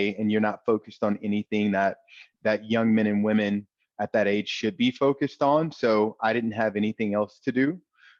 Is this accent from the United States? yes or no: yes; East St. Louis, Illinois, United States; moved away as an adult; I grew up in Illinois, in East St. Louis, right on the Illinois-Missouri border